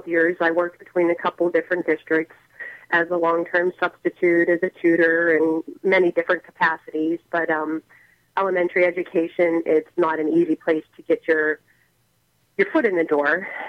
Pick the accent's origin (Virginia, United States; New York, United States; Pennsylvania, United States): Pennsylvania, United States; McKeesport; I grew up here in McKeesport.